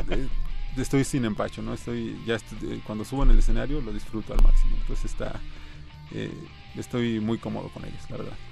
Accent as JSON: {"language": "Spanish", "town": "Tecámac", "region": "State of Mexico", "country": "Mexico", "said": "yo soy de Tecama, que Estado de México"}